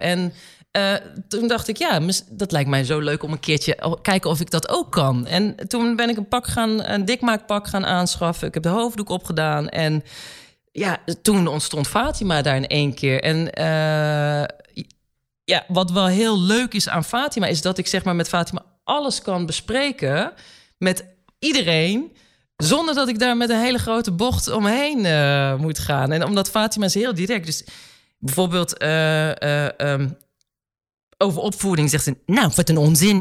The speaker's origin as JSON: {"language": "Dutch", "town": "Gouda", "region": "South Holland", "country": "Netherlands", "tie": "born or raised there", "lives_now": "Amsterdam, Netherlands", "said": "wij zijn eh, geboren en getogen in Gouda"}